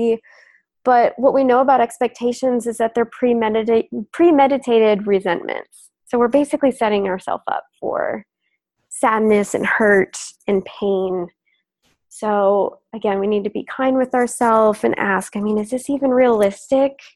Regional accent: Minnesota, United States; I come from Minnesota

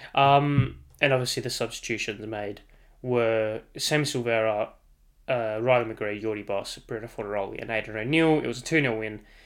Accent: Australia; as an Australian

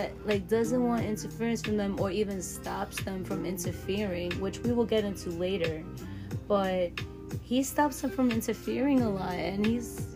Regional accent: New York City, New York, United States; he's from my hometown, Brooklyn

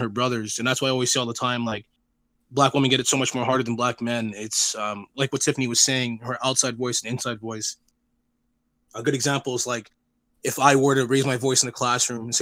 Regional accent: Toronto, Ontario, Canada; also born or lived in Scarborough; I was born in Jane Finch. I grew up with a lot of Black friends

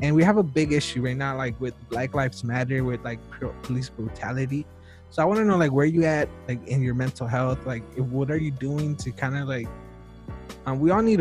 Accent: Wilmington, California, United States; I grew up in Wilmington

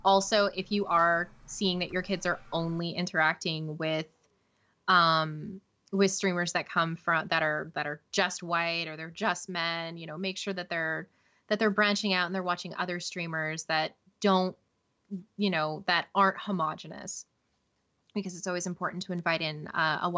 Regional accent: Canada; I'm not American, I'm Canadian.

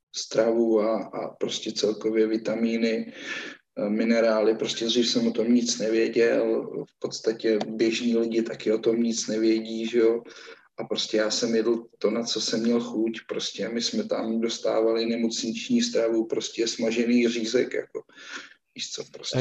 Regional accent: Lázně Bohdaneč, Pardubice Region, Czechia; u nás v Lázních Boranči v takovém prostě menším lázeňském fitku

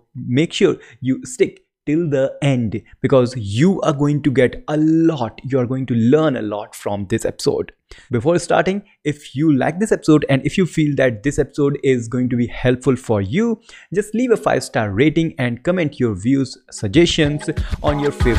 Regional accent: India; because I'm from India

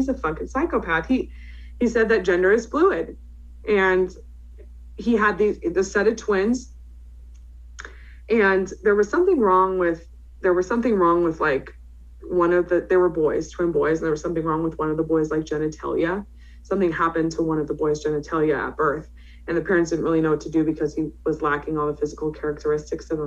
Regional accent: San Francisco Bay Area, California, United States; I grew up in the San Francisco Bay Area.

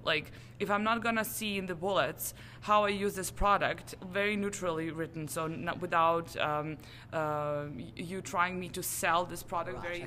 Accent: Serbia; I come from Serbia

